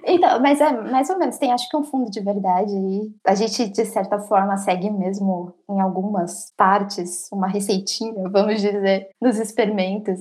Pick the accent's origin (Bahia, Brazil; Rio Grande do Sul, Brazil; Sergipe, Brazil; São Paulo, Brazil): São Paulo, Brazil; moved away as an adult; now in Sweden; Eu sou de São Paulo